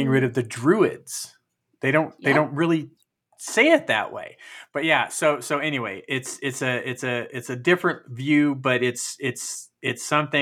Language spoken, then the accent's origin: English; California, United States; also born or lived in Chicago / Fresno; I actually spent most of my formative years in California